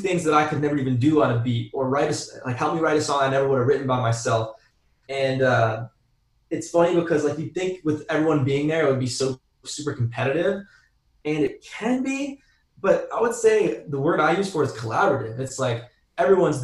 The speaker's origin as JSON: {"language": "English", "town": "Detroit", "region": "Michigan", "country": "United States", "tie": "born or raised there", "also_born_or_lived": "Royal Oak, Michigan / Boston / Los Angeles", "moved": "as an adult", "said": "I grew up in Detroit"}